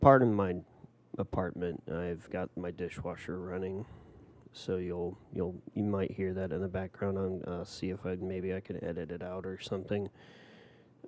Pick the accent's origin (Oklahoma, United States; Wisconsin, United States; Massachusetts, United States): Oklahoma, United States; Tulsa; born and raised in Tulsa